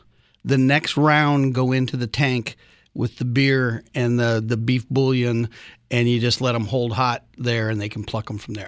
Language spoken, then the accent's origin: English; United States; I come from Minnesota, Wisconsin